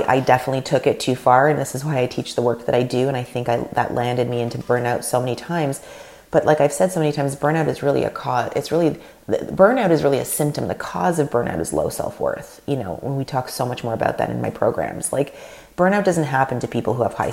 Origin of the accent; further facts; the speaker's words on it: Canada; first language Russian; English is a second language; My parents are Russian. They came from Russia in the late 70s. I was born in Canada, first generation. My mother tongue is Russian.